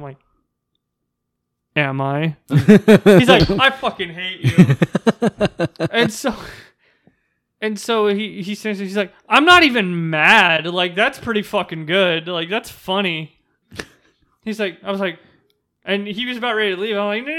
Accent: United States; You know, I'm a girl from Washington.

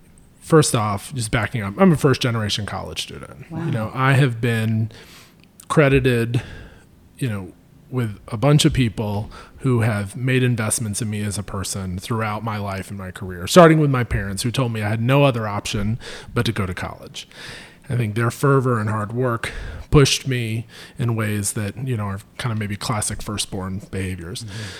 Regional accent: Wilmington, North Carolina, United States; My mother would have loved for me to go to UNC Wilmington and go from home

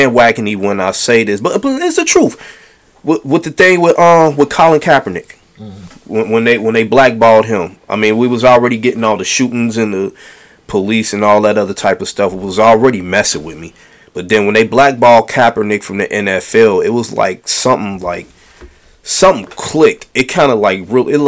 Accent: United States; I was born in America

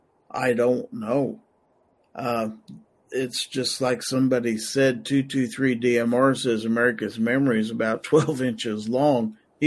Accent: United States; But I was proud of us being the American people and our attitudes and our unity.

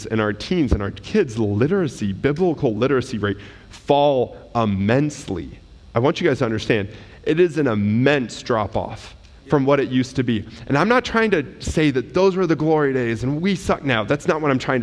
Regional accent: United States; we as an American culture

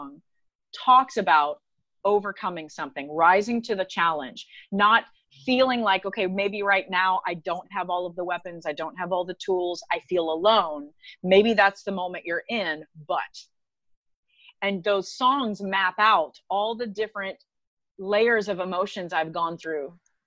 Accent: Texas, United States; also born or lived in Orlando; now in Nashville, United States; I am from Texas

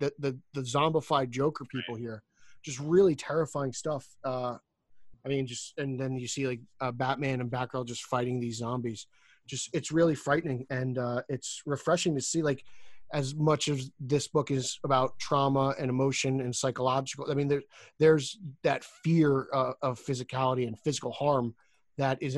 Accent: New Jersey, United States; accent: Jersey; That's my Jersey accent

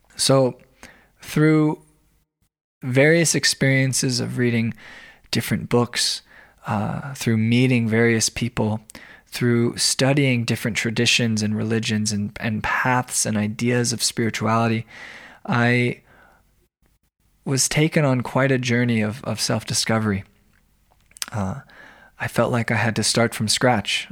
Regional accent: Arizona, United States; also born or lived in Denver, Colorado; now in Ypsilanti, United States; I'm originally from Arizona, where I was raised by two very supportive and loving parents

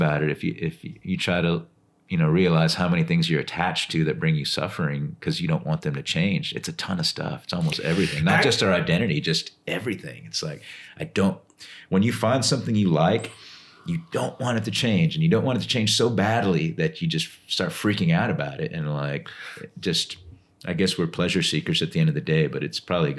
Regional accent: Austin, Texas, United States; also born or lived in Laredo, Texas; And we all moved to Austin when I was super young.

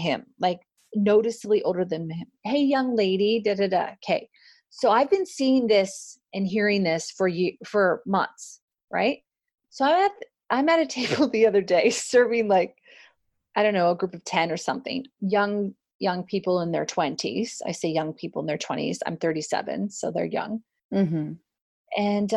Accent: Canada; me being Canadian

